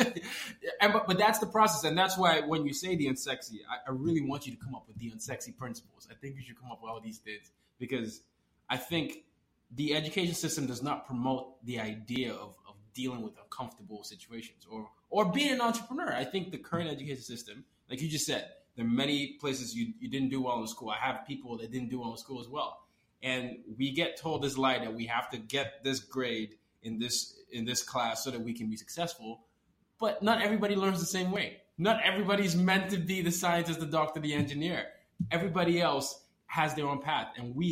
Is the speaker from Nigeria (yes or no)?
yes; Nigeria; Yeah, I'm Nigerian.